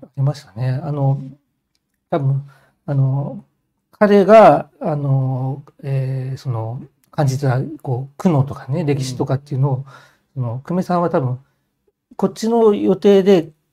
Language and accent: Japanese; Hokkaido, Japan; moved away; also born or lived in Nishikasai, Tokyo; 北海道の故郷を戻って